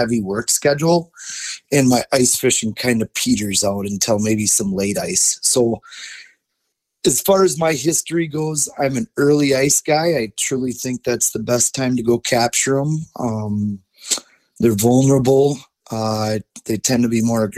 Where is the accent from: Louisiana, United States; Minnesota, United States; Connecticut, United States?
Minnesota, United States; Forest Lake; I grew up on Forest Lake, north of the Twin Cities